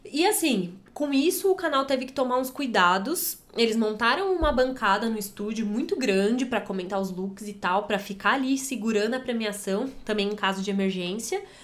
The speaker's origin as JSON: {"language": "Portuguese", "country": "Brazil", "said": "A gente aqui, né, como brasileiro"}